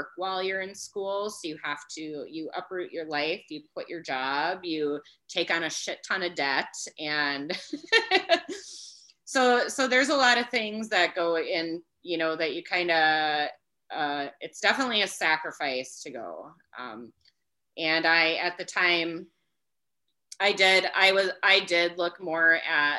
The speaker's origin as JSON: {"language": "English", "region": "Wisconsin", "country": "United States", "tie": "born or raised there", "said": "where I'm working now is very close to my hometown"}